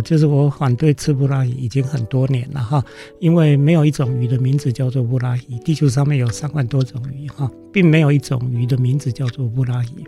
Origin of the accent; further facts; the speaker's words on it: Taiwan; 我们生在台湾这样一个海岛，被海洋包围的海岛